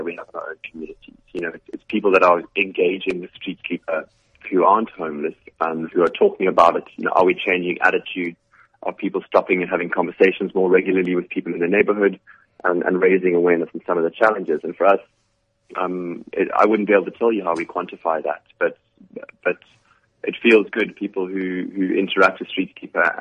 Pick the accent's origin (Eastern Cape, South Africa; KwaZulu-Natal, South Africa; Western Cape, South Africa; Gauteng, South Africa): Western Cape, South Africa; Cape Town; I'm from Cape Town.